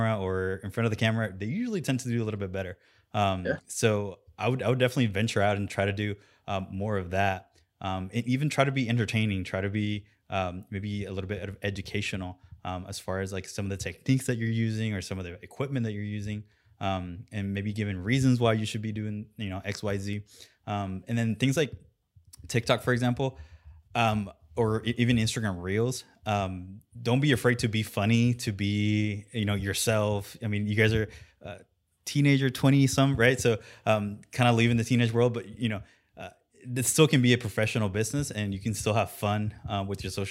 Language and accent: English; Puerto Rico; I'm from Puerto Rico, so I know Spanish